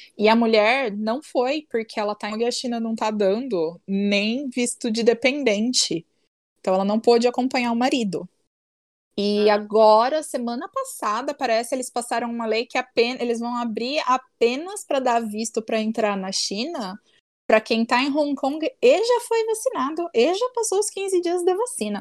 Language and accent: Portuguese; Brazil; eu sou brasileira